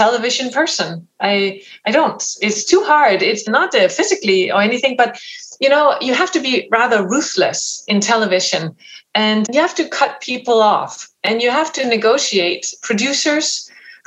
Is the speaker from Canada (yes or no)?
no; Denmark; English is a second language; moved away as an adult; now in United States; I come from Denmark, so that's a very small language group.